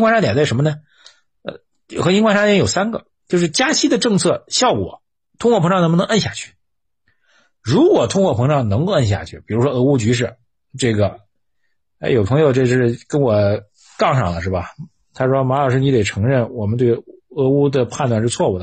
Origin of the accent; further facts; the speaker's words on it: China; 我们中国人